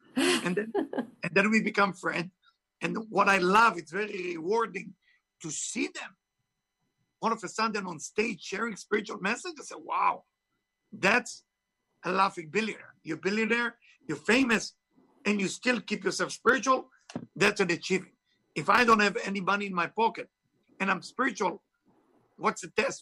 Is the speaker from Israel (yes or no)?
yes; Israel; English is a second language; moved away; I was born in Israel, of course. You can hear my accent is not from Tennessee